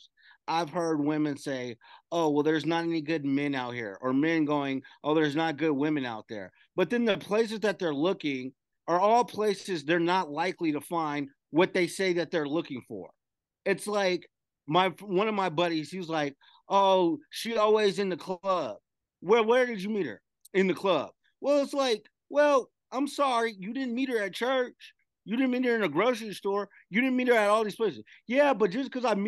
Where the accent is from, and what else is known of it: Las Vegas, Nevada, United States; born or raised there